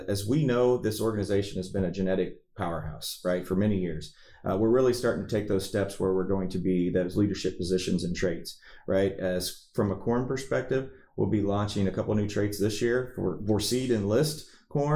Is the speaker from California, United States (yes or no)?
no; Missouri, United States; I was from Missouri